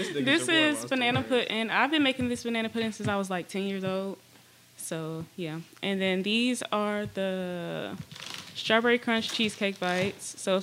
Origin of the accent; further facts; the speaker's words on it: Indiana, United States; CEO of Sweet Compulsion. I'm from Indiana, born, raised Indiana. Graduated from Fisher's High School.